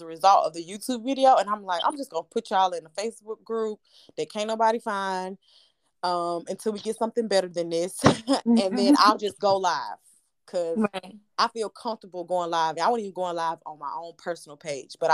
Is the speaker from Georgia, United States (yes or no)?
yes; Atlanta, Georgia, United States; I'm from Atlanta, Georgia